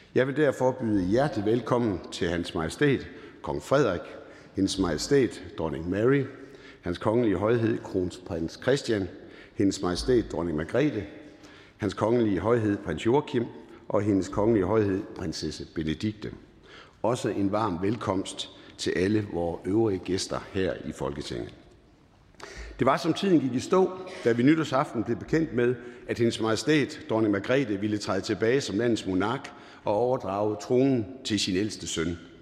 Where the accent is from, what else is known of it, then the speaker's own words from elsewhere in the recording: Jutland, Denmark; accent: Jutlandic; Der, hvor jeg kommer fra, er man forsigtig med at bruge store ord